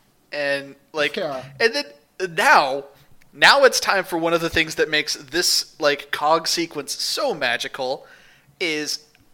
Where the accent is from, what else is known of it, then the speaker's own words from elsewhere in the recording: St. Louis, Missouri, United States; moved away; growing up in St. Louis